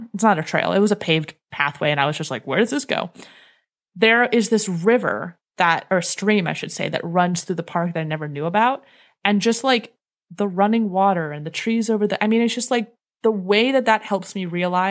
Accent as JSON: {"language": "English", "region": "Northeast", "country": "United States", "tie": "born or raised there", "said": "fear of ticks because I grew up in the Northeast"}